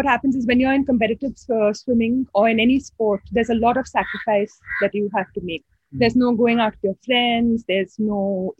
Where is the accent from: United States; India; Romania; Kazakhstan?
India; Goa; I'm from Goa, mother of two naughty children.